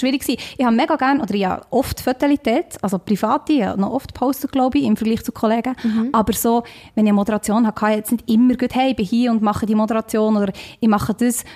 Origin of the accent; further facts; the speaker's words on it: Switzerland; accent: Swiss Standard German; ich bin aus der Schweiz